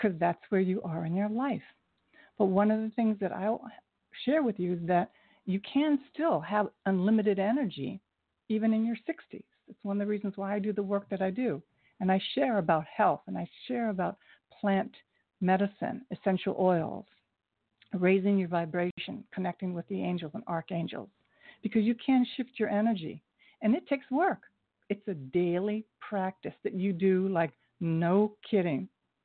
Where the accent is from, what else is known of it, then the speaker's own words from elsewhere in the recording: Ohio, United States; I'm from Ohio